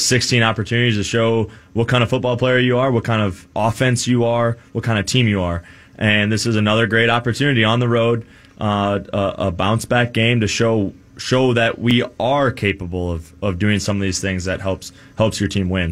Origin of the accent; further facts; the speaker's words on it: Minnesota, United States; growing up in Minnesota, being a Minnesota sports fan